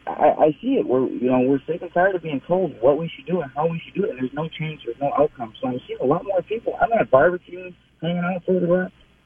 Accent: Minneapolis, Minnesota, United States; And I'm a blonde-haired, blue-eyed white guy, you know, born and raised in North Minneapolis, product of Minneapolis public schools. I have an interracial family.

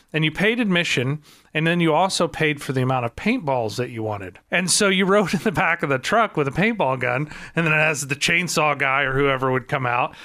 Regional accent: Marionville, Missouri, United States; I grew up in Marionville

